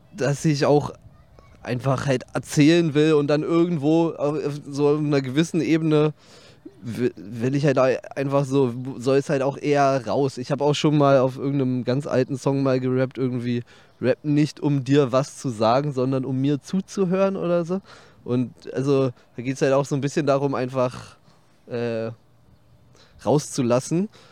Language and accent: German; Berlin, Germany; ich bin sehr nah am Teutoburger Platz aufgewachsen, 30 Meter oder so